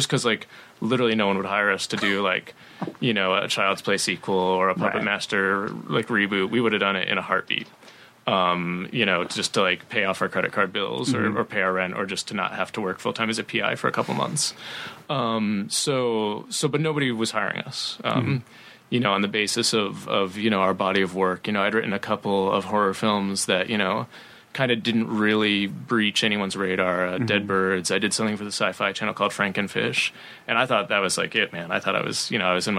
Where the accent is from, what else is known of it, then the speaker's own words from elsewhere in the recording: Columbia, Missouri, United States; my hometown of Columbia, Missouri.